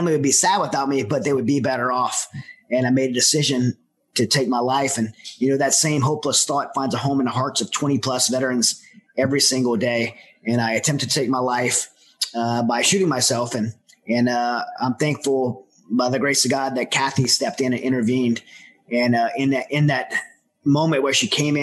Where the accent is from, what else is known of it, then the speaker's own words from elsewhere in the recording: Southern Louisiana, United States; I'm from Southern Louisiana, where there's a lot of dysfunctional families